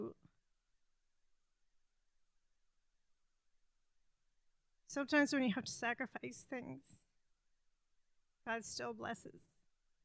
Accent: Canada; moved away; I'm Canadian and my family's in Canada.

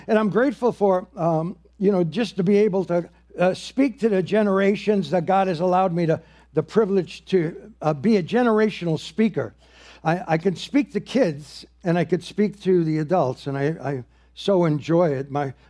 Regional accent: New York, United States; I got a job with the New York Yankees, and I'm from the Bronx, New York, you know

